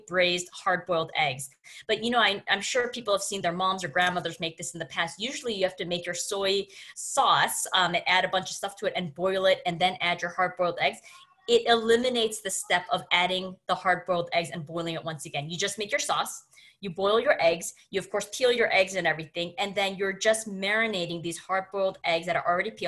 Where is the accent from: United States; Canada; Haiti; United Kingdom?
Canada; me being Canadian